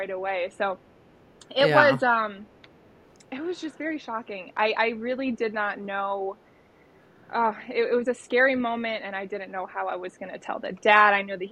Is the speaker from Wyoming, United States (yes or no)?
no; Michigan, United States; now in Grand Rapids, United States; I was born and raised in Michigan, originally from the east side. Then we migrated to the west side. So I've been here probably about half my life now.